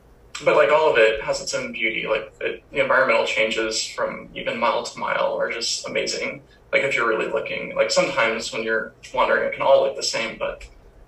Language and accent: English; Lithia, Florida, United States; It's this little place called Bithia, Florida. It's like outside of Valrico and Brandon.